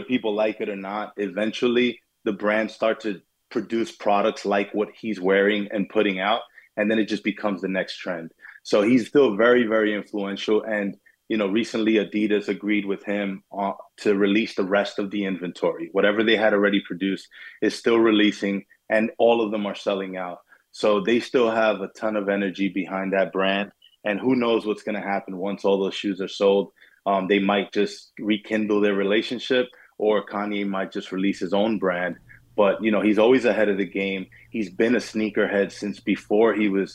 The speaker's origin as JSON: {"language": "English", "region": "New York", "country": "United States", "tie": "born or raised there", "said": "I grew up in New York, in Brooklyn and Queens"}